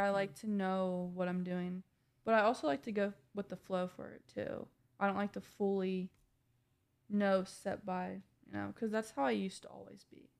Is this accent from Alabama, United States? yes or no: no; Indiana, United States; moved away as an adult; now in Ohio, United States; I'm from Indiana